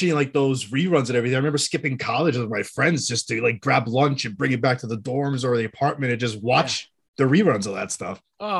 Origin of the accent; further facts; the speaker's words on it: Massachusetts, United States; we're both from Massachusetts